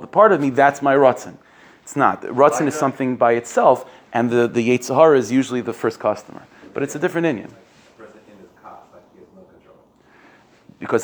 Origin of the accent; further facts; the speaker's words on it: United States; being an American